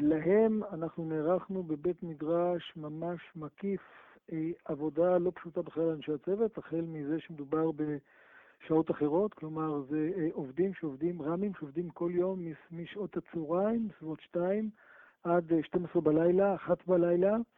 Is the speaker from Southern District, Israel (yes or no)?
yes; Ashdod, Southern District, Israel; גדלתי באשדוד